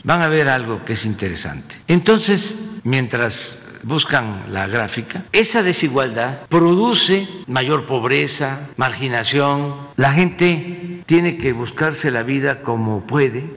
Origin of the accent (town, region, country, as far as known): Mexico